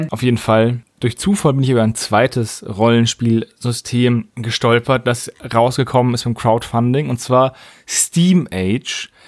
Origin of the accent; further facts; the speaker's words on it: Würzburg, Bavaria, Germany; von einem Typen aus meiner Heimatstadt, aus Würzburg gemacht wurde.